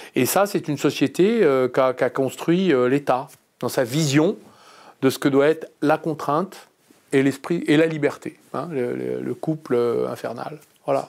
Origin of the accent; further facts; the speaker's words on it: Clamecy, Bourgogne-Franche-Comté, France; Je suis né à Clamcy, dans la Nièvre, en 1962